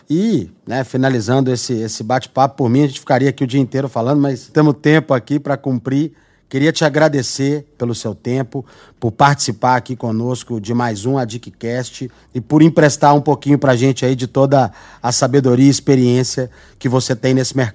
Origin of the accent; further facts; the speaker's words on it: Belo Horizonte, Minas Gerais, Brazil; Sou mineiro, sou de BH. Sou do interior de Minas, mas fui criado em BH.